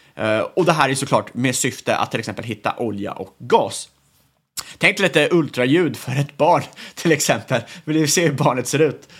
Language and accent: Swedish; Sweden; som svensk